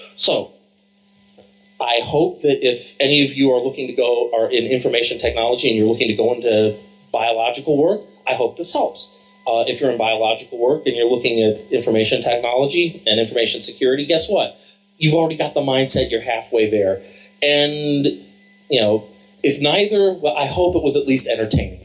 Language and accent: English; Columbus, Ohio, United States; I'm from Columbus, Ohio